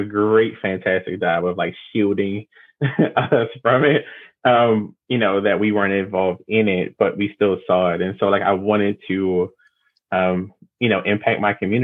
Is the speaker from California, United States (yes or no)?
no; Baltimore, Maryland, United States; I'm from Baltimore, born and raised. There's, you know, I've been here my whole life